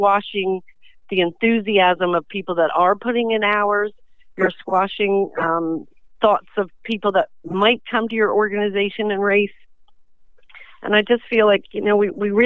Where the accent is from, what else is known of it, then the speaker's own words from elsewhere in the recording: Delaware, United States; I'm from Delaware. My husband's from Delaware